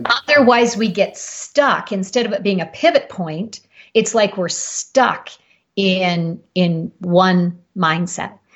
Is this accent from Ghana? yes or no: no; Canada; moved away as an adult; now in Boulder, United States; I'm Canadian and relocated to Colorado